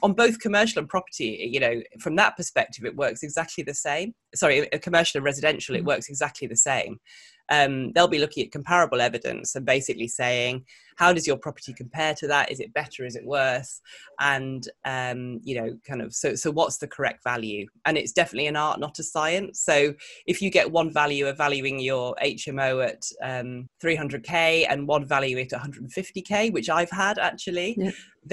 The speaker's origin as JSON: {"language": "English", "area": "the Northwest", "region": "North West England", "country": "United Kingdom", "tie": "born or raised there", "also_born_or_lived": "London", "moved": "as an adult", "said": "I grew up in the Northwest, so in a little town"}